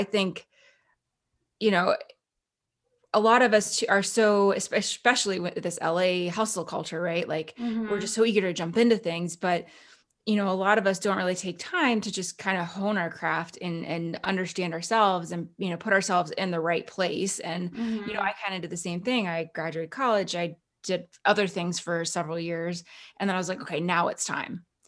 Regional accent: Calgary, Alberta, Canada; moved away; I'm actually originally from Calgary, Alberta

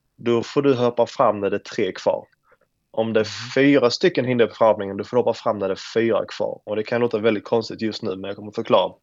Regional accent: Sweden; moved away as an adult; now in United States; hemma i Sverige

